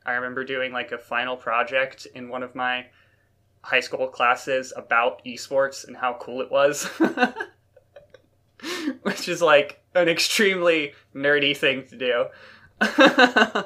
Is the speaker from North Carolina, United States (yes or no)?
yes; North Carolina, United States; now in Nova Scotia, Canada; I'm from North Carolina